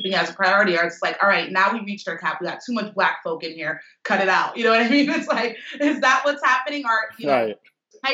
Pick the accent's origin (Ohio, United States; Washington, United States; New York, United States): New York, United States; I grew up in New York